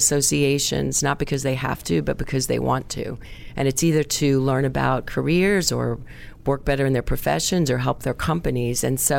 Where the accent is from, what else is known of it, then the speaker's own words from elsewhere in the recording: New York City, New York, United States; I grew up in Middle Village, Queens, New York, just outside of Manhattan.